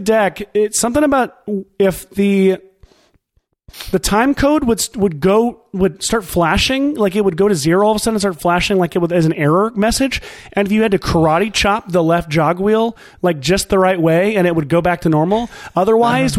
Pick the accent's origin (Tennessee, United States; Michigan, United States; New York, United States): Tennessee, United States; Nashville; I'm from Nashville, here in Nashville, Tennessee